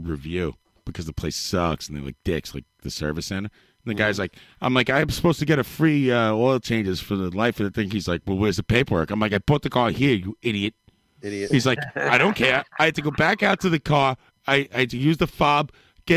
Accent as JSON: {"language": "English", "town": "New York City", "region": "New York", "country": "United States", "said": "I'm from Queens"}